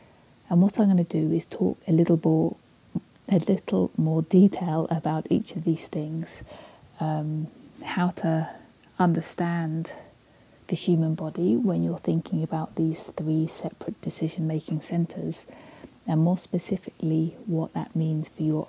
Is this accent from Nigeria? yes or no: no; Canada; now in Victoria, Canada; For those of you who don't know me, I am Canadian despite this accent.